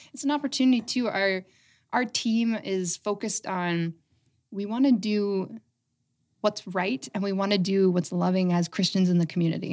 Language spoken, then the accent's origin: English; Aylmer, Ontario, Canada; moved away as an adult; also born or lived in London, Ontario / Calgary / Toronto; I grew up in Elmer. I went away for quite a while, and I've just come back recently